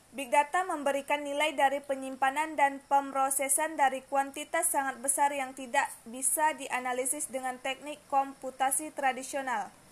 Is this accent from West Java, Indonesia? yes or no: no; Siak, Riau, Indonesia; now in Moro, Indonesia; Tempat tanggal lahir Siak 10 September 2002